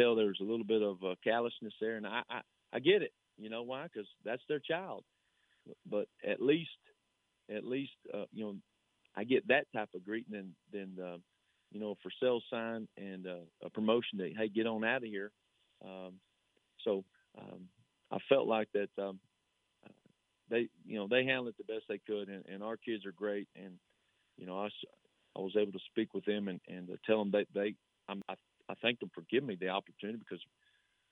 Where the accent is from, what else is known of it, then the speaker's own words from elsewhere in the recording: Salado, Texas, United States; my hometown and for the school that I was assistant at and a school that I played for